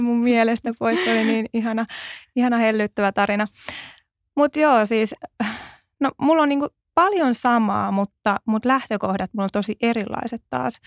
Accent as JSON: {"language": "Finnish", "town": "Tervakoski", "region": "Kanta-Häme", "country": "Finland", "moved": "yes", "lives_now": "Helsinki, Finland", "said": "mä oon Tervakoskelta siis lähtöisin"}